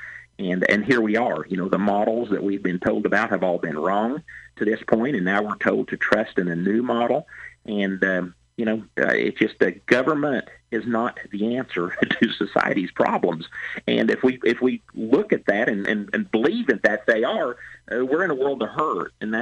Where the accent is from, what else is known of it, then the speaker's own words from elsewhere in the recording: Louisville, Illinois, United States; my hometown is Louisville. That's where my office is at. It's Southeast Illinois